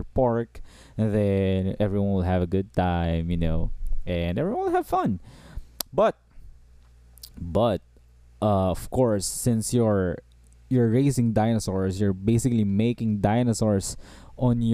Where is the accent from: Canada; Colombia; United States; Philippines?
Philippines; I'm from the Southeast Asia, by the way. I'm from the Philippines